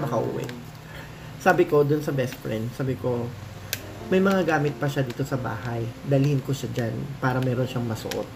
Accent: Manila, Metro Manila, Philippines; taga Manila ako. Paco

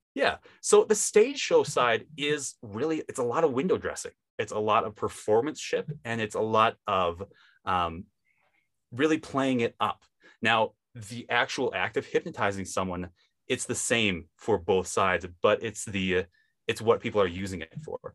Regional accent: Wisconsin, United States; now in Utah, United States; I grew up in Wisconsin, if you can kind of tell by my accent

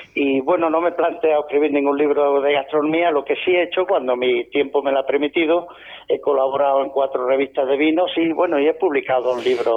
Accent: Granada, Andalusia, Spain; accent: Andalusian; delata mi forma de hablar, pues sí, soy andaluz, de Granada.

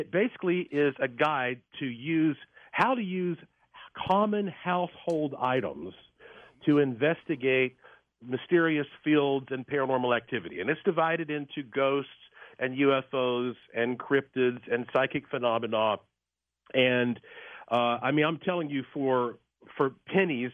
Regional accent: Asheville, North Carolina, United States; I was born and raised in Asheville, North Carolina, heart of the Blue Ridge Mountains

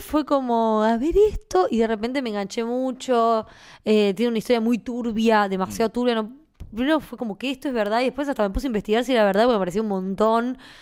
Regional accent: Argentina; accent: Argentine; nosotros tenemos un, un acento particular que no tiene casi nadie, ¿viste? Hablamos con el voz

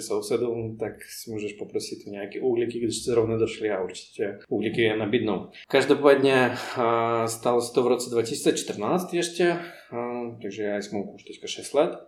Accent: Moscow, Russia; Czech is a second language; moved away as an adult; also born or lived in Poděbrady, Czech Republic; now in Czech Republic; já jsem z Moskvy takže po mě, pro mě to byl vlastně obrovský kontrast z tak velkého města se přestěhovat do města, co má 15 000 obyvatel.

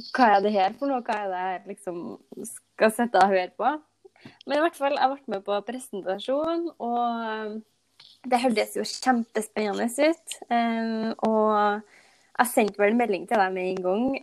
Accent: Nærøy, Trøndelag, Norway; jeg kommer fra Nærøy i Nord-Trøndelag

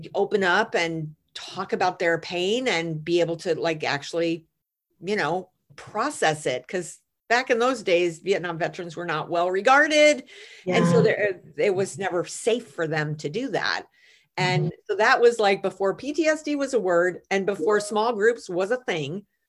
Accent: United States; I'm an American

